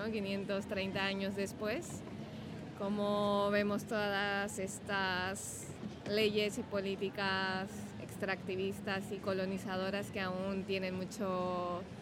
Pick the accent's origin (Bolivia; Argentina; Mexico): Bolivia; now in Barcelona, Spain; de Bolivia.